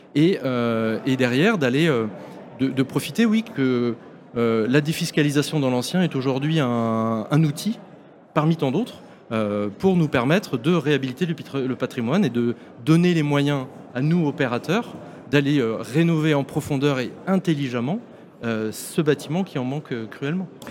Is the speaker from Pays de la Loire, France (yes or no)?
yes; Nantes, Pays de la Loire, France; on est nantais